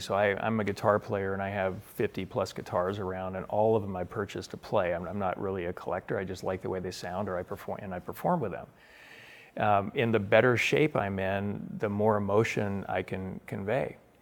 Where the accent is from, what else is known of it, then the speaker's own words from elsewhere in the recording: Spokane, Washington, United States; I grew up in Spokane, Washington